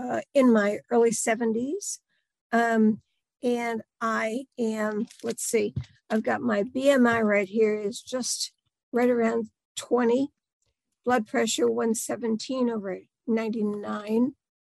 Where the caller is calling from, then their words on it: Delaware, United States; I am in Delaware.